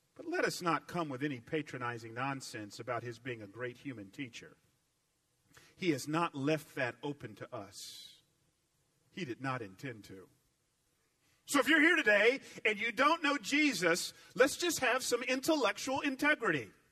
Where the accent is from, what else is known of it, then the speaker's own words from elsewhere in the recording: Atlanta, Georgia, United States; accent: southern; I grew up in Atlanta